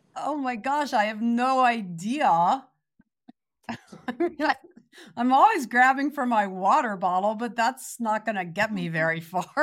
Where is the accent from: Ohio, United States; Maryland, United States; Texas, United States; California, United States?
Ohio, United States; Cincinnati; moved away as an adult; I am originally from Cincinnati, Ohio